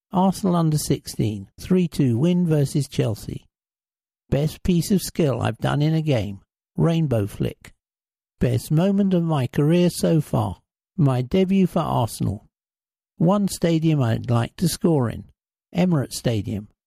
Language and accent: English; Brazil; As for my style of play, growing up in Brazil, I used to be a striker.